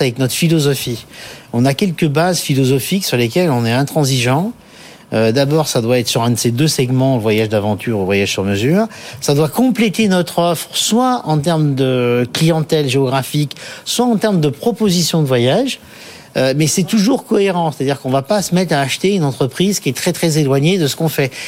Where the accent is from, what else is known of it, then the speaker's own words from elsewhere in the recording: Paris, Île-de-France, France; je suis parisien, je vis à Paris, je travaille à Paris